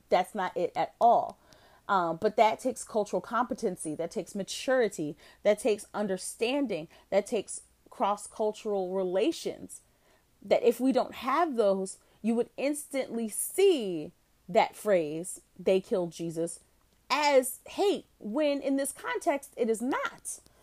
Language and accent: English; Jenkintown, Pennsylvania, United States; When we were children, we attended a great church, Salem Baptist Ch-, Baptist Church of Jenkintown